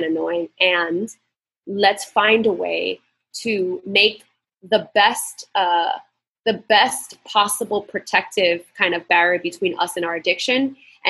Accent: New York, United States; moved away as an adult; now in Puerto Rico; I grew up in New York my whole life

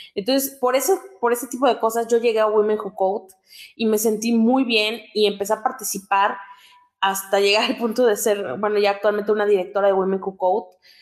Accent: Oaxaca, Mexico; soy del estado de Oaxaca

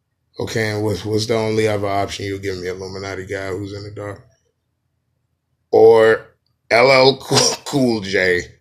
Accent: New York, United States; I'm angry and I'm from New York anyway.

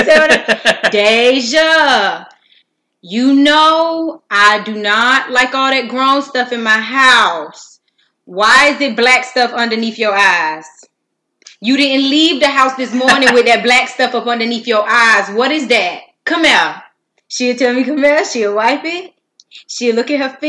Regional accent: Miami, Florida, United States; I was born and raised in Miami, Florida. I come from a neighborhood called Myrtle Grove

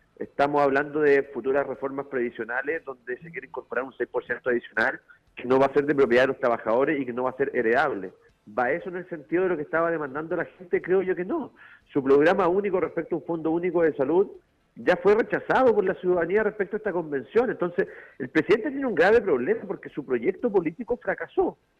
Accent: Chile; lo que vivimos ayer como chilenos

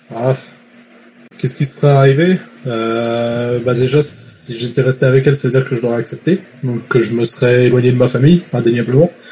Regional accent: France; now in Quebec, Canada; Je suis français.

